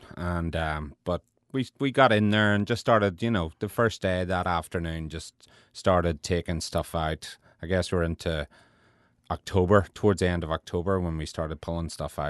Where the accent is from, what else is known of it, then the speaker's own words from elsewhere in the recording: Ireland; now in New Orleans, United States; we are Irish. We grew up in Ireland. We'll always be Irish. But that was whenever we realized New Orleans was home for us.